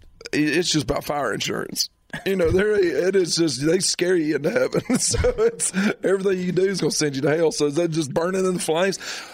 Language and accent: English; Spartanburg, South Carolina, United States; I'm from Spartanburg.